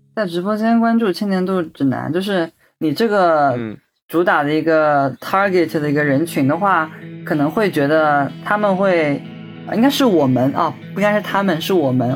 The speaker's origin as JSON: {"language": "Chinese", "town": "Ningbo", "region": "Zhejiang", "country": "China", "said": "我是宁波人"}